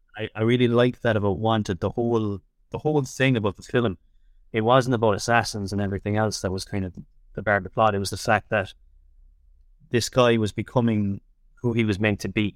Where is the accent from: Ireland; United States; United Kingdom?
Ireland; Tipperary, Munster; moved away as an adult; also born or lived in Dublin; I'm from Tipperary originally.